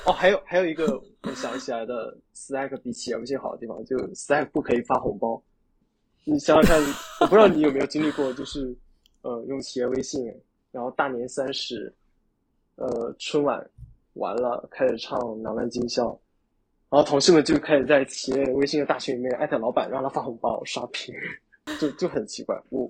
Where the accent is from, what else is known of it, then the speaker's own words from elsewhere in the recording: China; 就你知道我们中国人的英语，很多人都是哑巴英语嘛，就可能口语会是我们的弱项